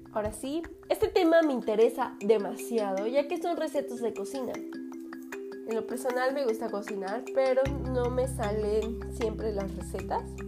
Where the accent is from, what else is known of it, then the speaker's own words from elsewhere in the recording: Mexico; also born or lived in Fortín de las Flores, Veracruz; Soy mexicana y estamos transmitiendo desde la ciudad de Fortín de las Flores, Veracruz